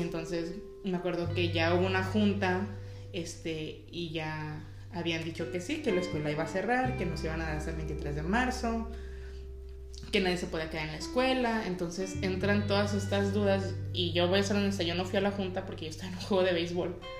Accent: Ciudad Juárez, Chihuahua, Mexico; also born or lived in El Paso, Texas, United States; now in United States; yo soy de Ciudad Juárez

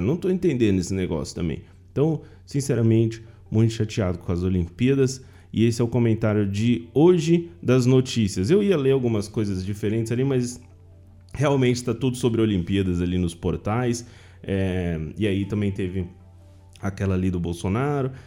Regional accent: Penápolis, São Paulo, Brazil; Eu sou de Penápolis, interior de São Paulo

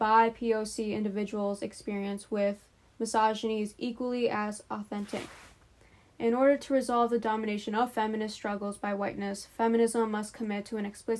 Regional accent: Pakistan; moved away; I'm a Pakistani immigrant who is Muslim.

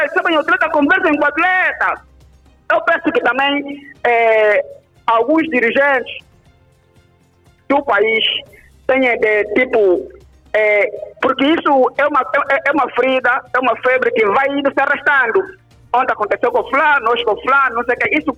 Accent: Angola; E nós, como angolanos, queremos os melhores.

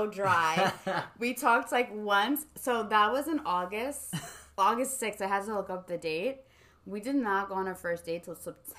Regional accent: South Norwalk, Connecticut, United States; So he's from the Bronx. I'm from SoNa. We have zero friends in common.

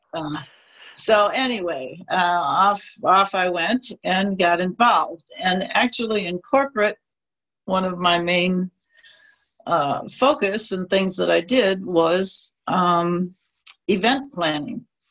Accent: Midwest, United States; also born or lived in New York City; now in California, United States; But I moved to California from New York City, grew up in the Midwest

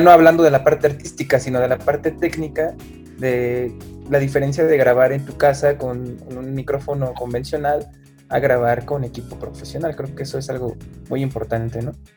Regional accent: Mexico City, Mexico; yo como soy de originario del DF

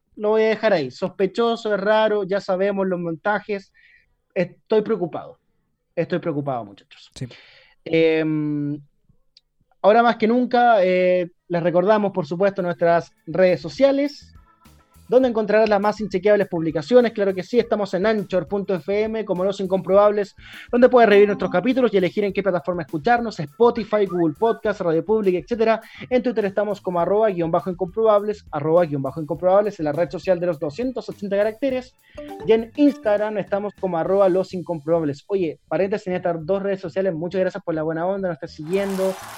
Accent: Temuco, Araucanía, Chile; soy de Temuco

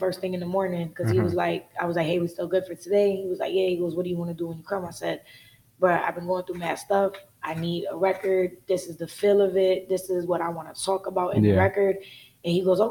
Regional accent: Connecticut, United States; I'm from Connecticut

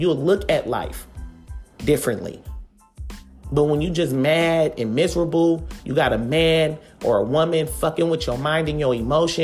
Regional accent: Oakland, California, United States; I'm from Oakland

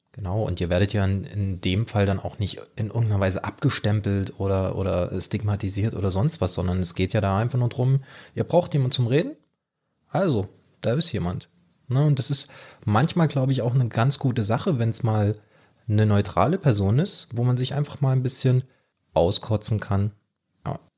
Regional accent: Germany; bei uns in Deutschland

